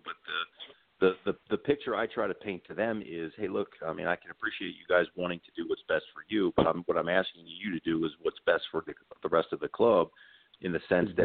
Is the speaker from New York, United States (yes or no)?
no; Baltimore, Maryland, United States; growing up in Baltimore, we we you know I, I remember listening to Oriole games